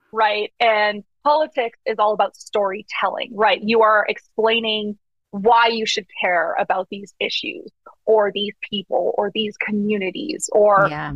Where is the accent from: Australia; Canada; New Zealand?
Canada; moved away as an adult; now in United States; I'm from Canada originally